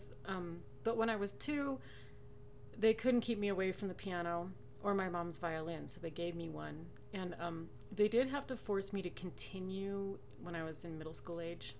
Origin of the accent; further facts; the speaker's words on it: Reno, Nevada, United States; also born or lived in Champaign-Urbana, Illinois; I grew up in Reno, born and raised.